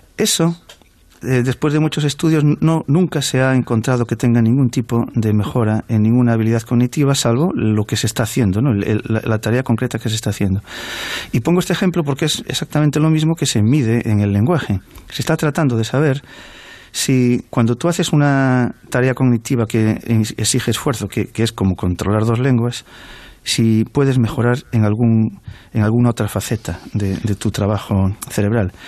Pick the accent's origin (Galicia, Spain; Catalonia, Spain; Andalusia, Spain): Galicia, Spain; la inmensa mayoría de las personas en Galicia podemos eh, leer, hablar y, y expresarnos en, en, tanto en castellano como en gallego